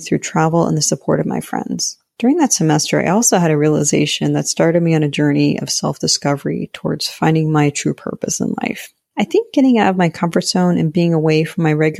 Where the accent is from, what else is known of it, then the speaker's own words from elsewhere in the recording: Pittsburgh, Pennsylvania, United States; I'm from Pittsburgh, Pennsylvania